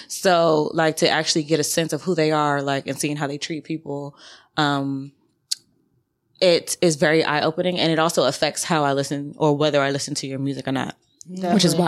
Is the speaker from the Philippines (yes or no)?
no; Jamaica; I'm also Jamaican, so I listen to a lot of reggae.